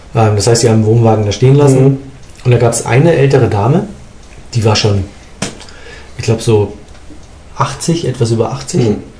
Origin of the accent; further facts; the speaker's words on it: Hamburg, Germany; moved away as an adult; now in Munich, Germany; als ich nach München gekommen bin, mhm. als Hamburger, mhm. als Hamburger